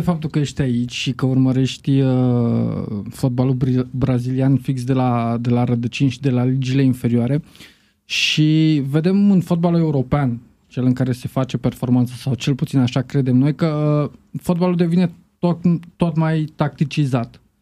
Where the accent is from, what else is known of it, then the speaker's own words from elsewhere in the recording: Romania; noi, ca, ca români